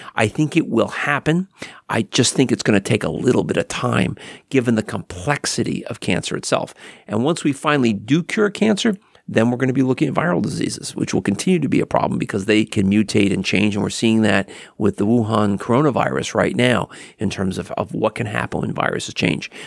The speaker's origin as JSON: {"language": "English", "town": "Hackensack", "region": "New Jersey", "country": "United States", "tie": "born or raised there", "said": "I grew up in Hackensack, New Jersey"}